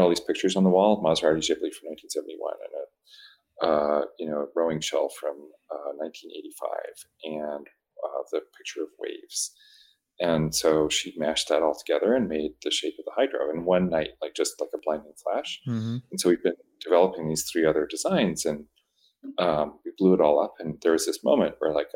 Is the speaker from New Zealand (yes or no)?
no; New Brunswick, Canada; moved away; I grew up in New Brunswick in Canada